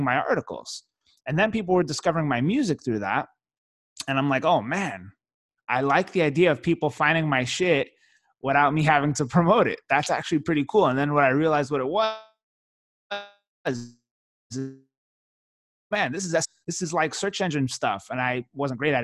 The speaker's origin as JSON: {"language": "English", "town": "New York City", "region": "New York", "country": "United States", "tie": "born or raised there", "moved": "yes", "lives_now": "Miami, United States", "said": "I grew up in New York City. Raised in Brooklyn"}